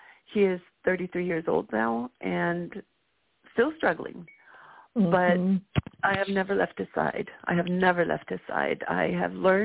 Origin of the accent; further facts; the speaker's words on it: Guatemala; now in Bay Area, United States; I'm also from Guatemala